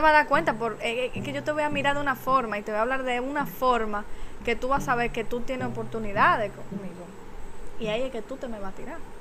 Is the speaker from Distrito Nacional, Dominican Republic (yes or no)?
no; San Francisco de Macorís, Duarte, Dominican Republic; Yo soy de San Francisco también